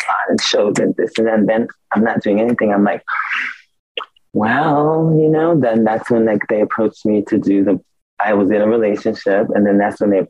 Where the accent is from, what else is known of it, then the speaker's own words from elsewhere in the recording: San Diego, California, United States; also born or lived in Milan; growing up in California